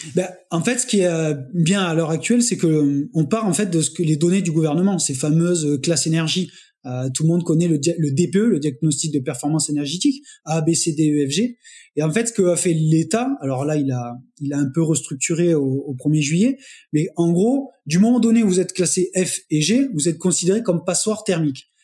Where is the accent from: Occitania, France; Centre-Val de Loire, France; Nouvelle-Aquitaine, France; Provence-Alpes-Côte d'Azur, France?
Occitania, France; Montpellier; je suis euh, de Montpellier